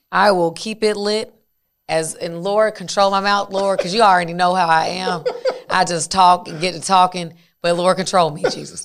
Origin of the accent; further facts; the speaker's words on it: Dacula, Georgia, United States; I'm from Tequila, Georgia